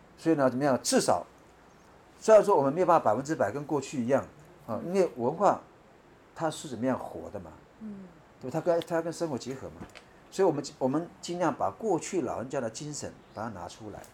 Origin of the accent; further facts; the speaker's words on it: Leshui Atayal village, Hsinchu County, Taiwan; 从小我的父母亲就是这边道地的在地人啊。嗯，嗯。所以我从小是在这个地方生长的